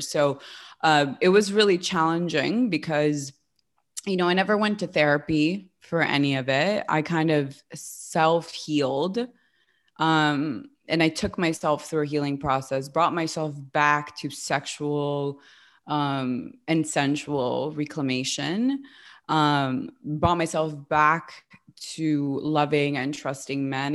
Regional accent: West Hollywood, California, United States; moved away as an adult; also born or lived in upstate New York; I grew up in West Hollywood

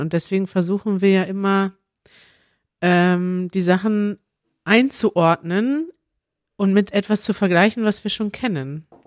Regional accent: Germany; first language German; wir Deutschen

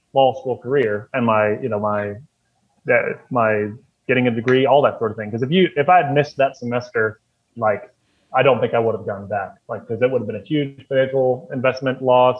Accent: Frankfort, Kentucky, United States; also born or lived in Louisville, Kentucky; I was working in my hometown of Frankfort

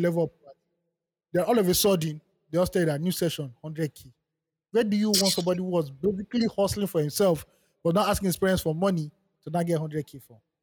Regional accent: Nigeria; I'm benefiting as a Nigerian

